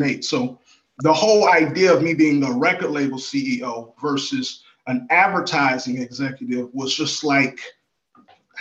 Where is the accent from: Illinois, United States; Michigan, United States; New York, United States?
Illinois, United States; Chicago; also born or lived in Miami; now in Atlanta, United States; And I am from Chicago. I'm a Chicago native